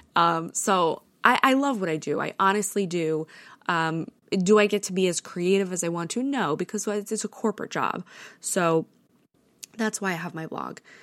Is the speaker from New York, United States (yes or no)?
yes; New York, United States; also born or lived in Connecticut; I was born and raised in New York.